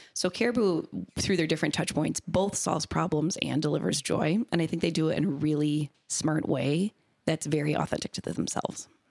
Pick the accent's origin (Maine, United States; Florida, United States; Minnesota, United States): Minnesota, United States; born and raised in Minnesota